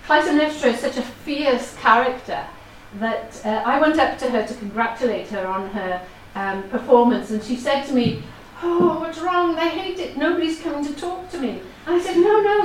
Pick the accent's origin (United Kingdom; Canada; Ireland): United Kingdom; Wales; first language Welsh; English is a second language; my background as having Welsh as my first language